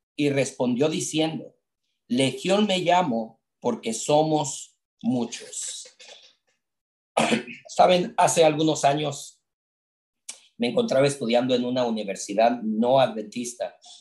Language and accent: Spanish; Mexico City, Mexico; crecimos juntos en la iglesia, en la Ciudad de México. Yo soy de la Ciudad de México